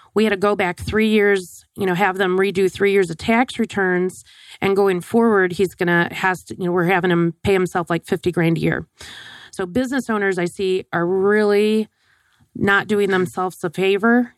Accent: Wisconsin, United States; growing up in Wisconsin

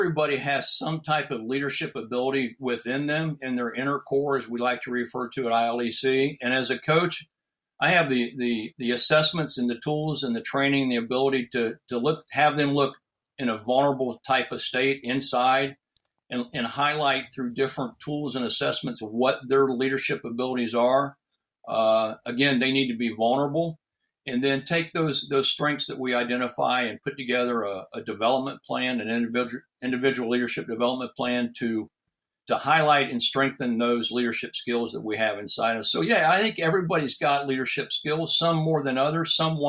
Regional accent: Ohio, United States; a physician-owned surgical hospital here in my hometown in Ohio

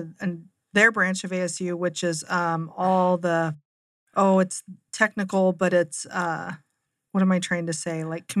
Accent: Seattle, Washington, United States; now in Arizona, United States; So growing up in Seattle, a lot of our community colleges had all kinds of aerospace programs because we feed into Boeing

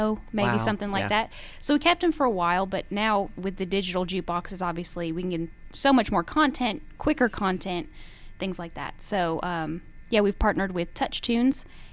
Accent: Wisconsin, United States; moved away; I grew up in the North

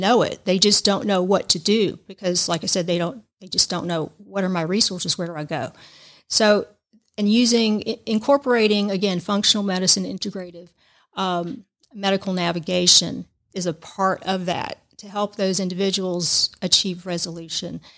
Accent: Georgia, United States; moved away as an adult; also born or lived in Tampa Bay area, Florida / Savannah, Georgia; lived in the Tampa Bay area for nine years, although I'm from Georgia.

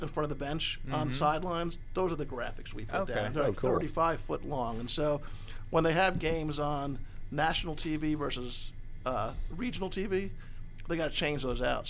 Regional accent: New Jersey, United States; now in Atlanta, United States; I grew up in New Jersey, and it was all about professional sports up there

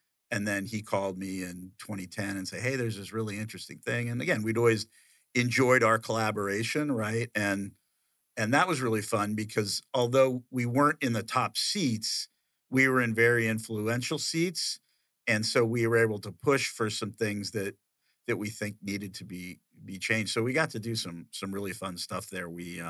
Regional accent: Okinawa, Japan; born there; that's what I saw in action when I was born in Okinawa, right?

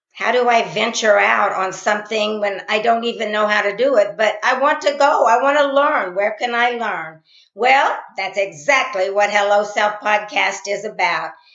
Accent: Columbus, Indiana, United States; I'm from Columbus, Indiana, which is about 40 miles from Indiana University

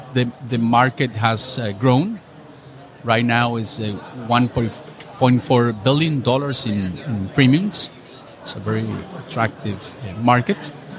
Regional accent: Costa Rica; I'm from Costa Rica.

